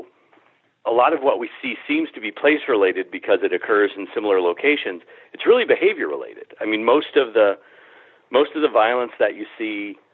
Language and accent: English; Springfield, Massachusetts, United States; I feel about my hometown the way a lot of people feel about the United States. I don't feel a whole lot of patriotism. I'm different from a lot of people in that way. I guess what a lot of people feel in patriotism, I feel for my community. I feel it for Springfield